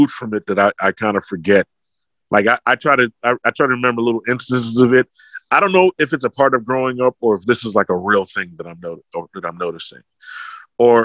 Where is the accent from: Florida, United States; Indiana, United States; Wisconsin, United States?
Florida, United States; also born or lived in Brooklyn, New York; I'm from Brooklyn originally. Okay. I grew up in Florida